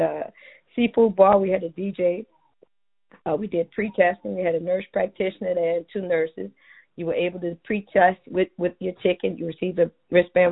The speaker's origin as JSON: {"language": "English", "town": "New Orleans", "region": "Louisiana", "country": "United States", "tie": "born or raised there", "said": "born and raised in Treme"}